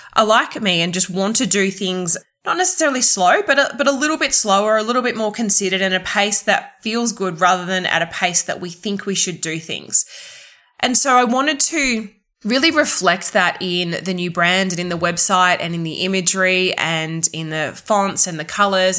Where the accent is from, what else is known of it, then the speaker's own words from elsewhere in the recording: southeast Queensland, Australia; in southeast queensland especially in my hometown